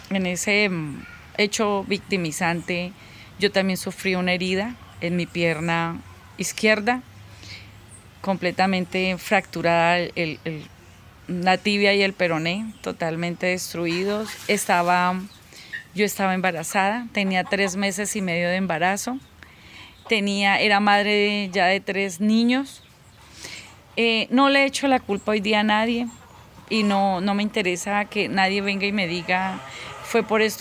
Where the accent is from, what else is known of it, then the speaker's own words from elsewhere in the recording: Huila, Colombia; tengo 48 años y soy de Huila.